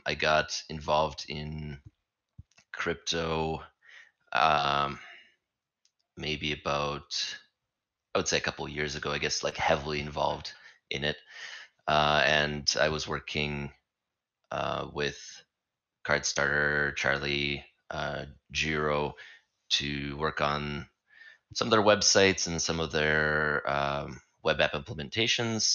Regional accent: Canada; also born or lived in Saskatchewan, Canada; I'm also from Canada

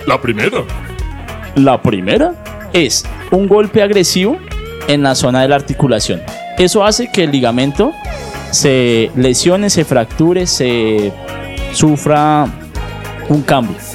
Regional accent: Popayán, Cauca, Colombia; Yo vengo de Popayán. Yo nací, yo nací al lado del Pacífico, hacia el lado del Pacífico y somos roles también agrestes.

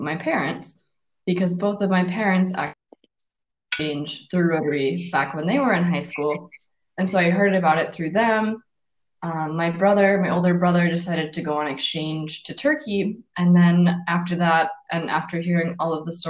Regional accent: United States; also born or lived in Finland; I'm from the capital of my state, which has about 300,000 people

